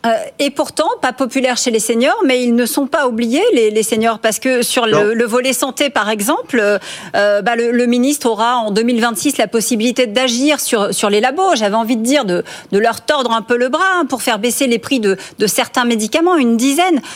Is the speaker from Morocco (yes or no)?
no; France; ici chez nous en France